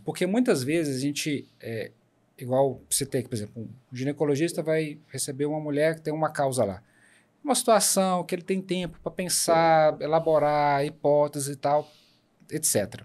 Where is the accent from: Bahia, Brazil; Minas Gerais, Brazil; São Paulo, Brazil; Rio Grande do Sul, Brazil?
Minas Gerais, Brazil; Paracatu; also born or lived in Belo Horizonte; now in Unaí, Brazil; Eu sou de Minas. mas eu até os meus 18 anos eu morei em Paracatu e aí depois eu saí para estudar em Belo Horizonte.